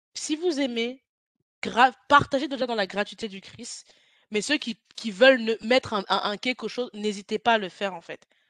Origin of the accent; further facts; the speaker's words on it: France; toi et moi, on vient de France